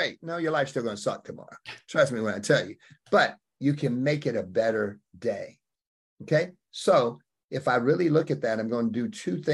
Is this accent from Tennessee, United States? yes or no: no; Opp, Alabama, United States; I came out of Op, Alabama